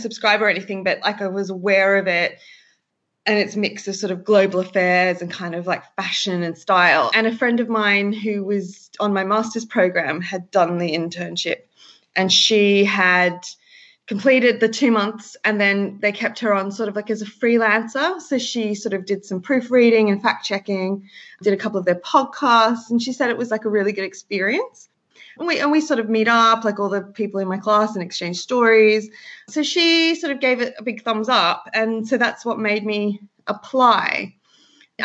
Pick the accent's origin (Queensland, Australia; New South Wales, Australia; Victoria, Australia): New South Wales, Australia; Sydney; moved away as an adult; now in London, United Kingdom; I'm from Sydney, Australia